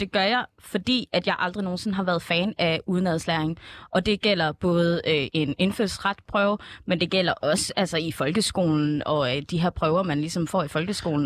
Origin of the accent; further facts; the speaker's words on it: Esbjerg, Southern Denmark, Denmark; nu kommer jeg jo også fra Esbjerg